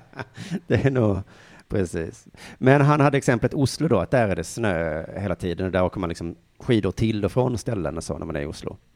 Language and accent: Swedish; Sweden; dig och mig som är svenskar